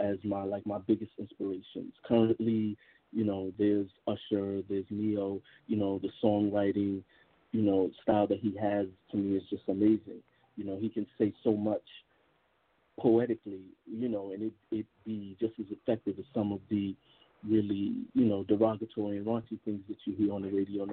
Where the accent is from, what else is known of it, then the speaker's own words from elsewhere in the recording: New York, United States; I am originally from New York, Brooklyn born and raised.